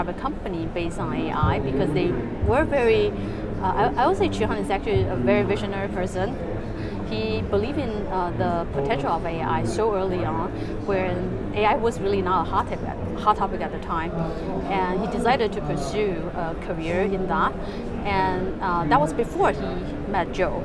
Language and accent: English; Taipei, Taiwan; moved away as an adult; also born or lived in United States; So I was born and raised in Taiwan, Taipei, and grew up there, did my undergrad there as well.